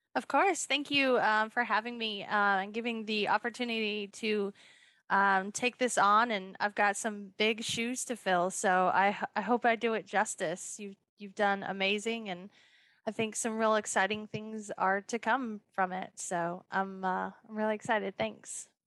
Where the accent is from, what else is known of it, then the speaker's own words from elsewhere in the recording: Boulder, Colorado, United States; now in Atlanta, United States; I'm originally from Boulder, Colorado